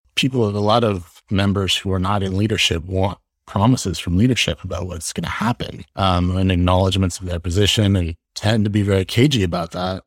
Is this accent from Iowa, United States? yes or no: no; Los Angeles, California, United States; moved away as an adult; also born or lived in Virginia; now in New York City, United States; grew up in Los Angeles